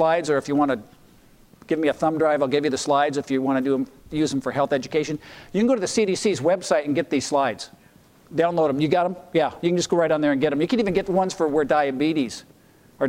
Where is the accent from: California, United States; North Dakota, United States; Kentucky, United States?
North Dakota, United States; my home state of North Dakota